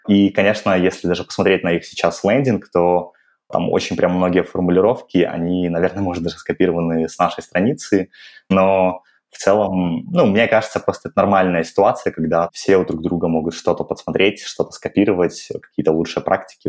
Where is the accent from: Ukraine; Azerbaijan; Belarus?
Belarus; moved away as an adult; now in Moscow, Russia; я сам из Беларуси, и в 21 год после Белорусского государственного